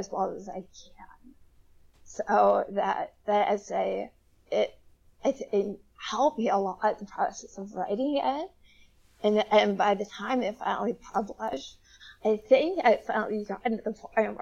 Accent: Ohio, United States; moved away as an adult; I'm actually sitting in my hometown library right now

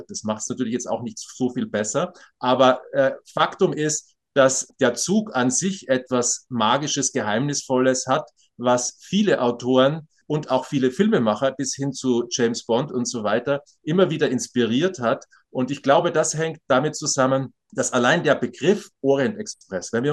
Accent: Graz, Styria, Austria; Ich komme aus Graz, es ist eine mittelgroße Stadt in Österreich

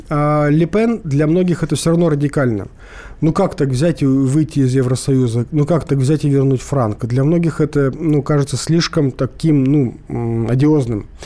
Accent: Crimea, Ukraine; здравствуйте … я из Крыма.

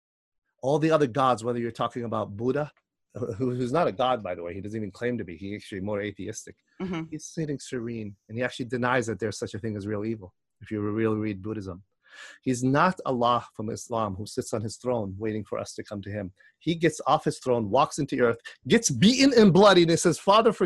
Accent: Jordan; now in Chicago, United States; I'm from Jordan. I'm born in Jordan.

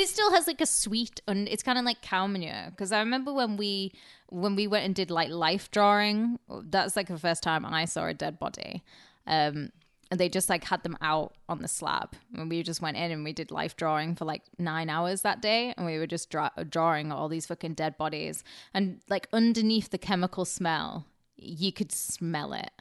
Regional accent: Carlisle, North West England, United Kingdom; moved away; my hometown, Carlisle

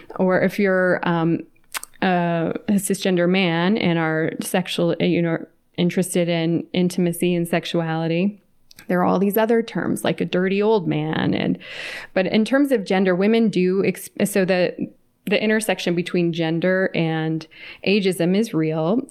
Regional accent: California, United States; moved away as an adult; now in Atlanta, United States; I was raised in California and then moved to Atlanta, where I live now

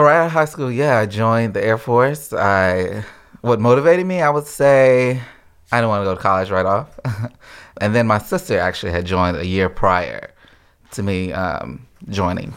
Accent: Houston, Mississippi, United States; moved away as an adult; also born or lived in Alaska; from, uh, Mississippi originally

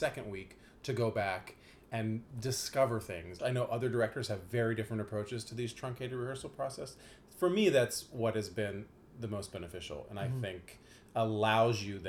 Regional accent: Dayton, Ohio, United States; the town that I grew up in, Dayton, Ohio

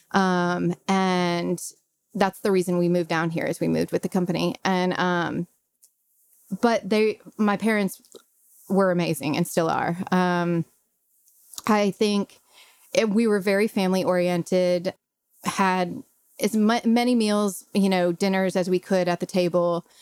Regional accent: Brentwood, Tennessee, United States; also born or lived in Chicago; I grew up in Brentwood, went to Scales Elementary

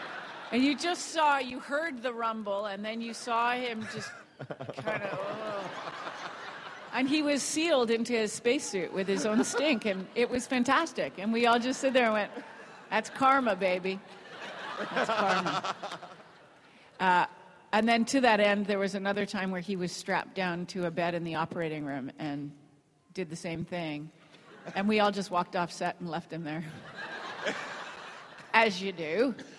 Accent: England, United Kingdom; because I'm from England originally, and I go back every year, and I grew up in a very British household. So, but my natural accent is this.

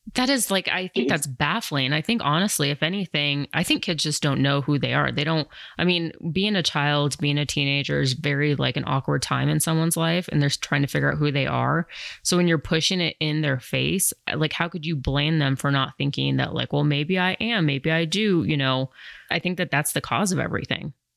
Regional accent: Colorado, United States; also born or lived in New York City; growing up in Colorado where there wasn't like that many different ethnicities

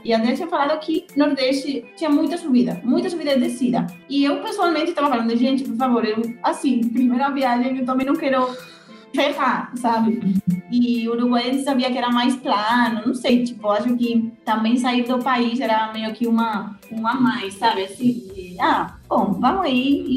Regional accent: Madrid, Community of Madrid, Spain; Portuguese is a second language; moved away as an adult; now in Brazil; nasci na Espanha, em Madrid, mas atualmente moro no Brasil. Fazem cinco anos que eu vim para fazer intercâmbio

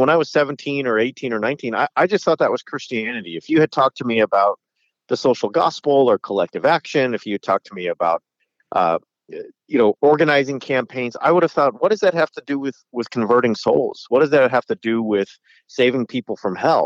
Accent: Southern California, United States; I grew up in Southern California

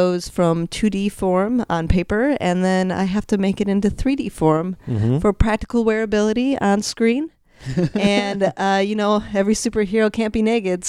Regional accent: Highland, Indiana, United States; moved away; also born or lived in Chicago; I'm from Highland, Indiana.

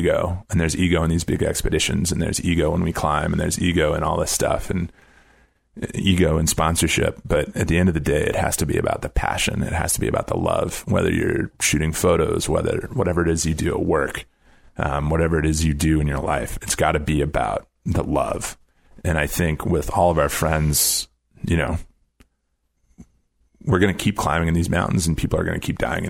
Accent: Brookings, South Dakota, United States; moved away; I grew up in Brookings, South Dakota, and the highest point in my home county is a covered landfill.

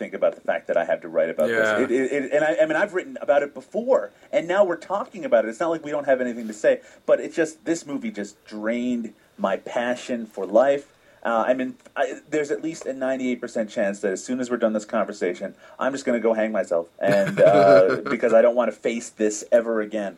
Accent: Newfoundland and Labrador, Canada; now in Ontario, Canada; I'm originally from Newfoundland

